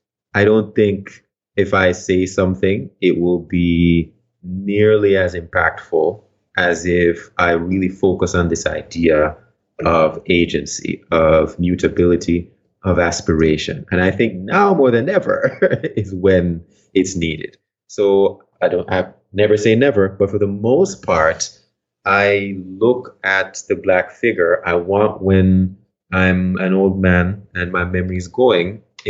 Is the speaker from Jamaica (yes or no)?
yes; Stony Hill, Saint Andrew, Jamaica; Again, remember, I'm from Jamaica. I'm from this hill in Jamaica.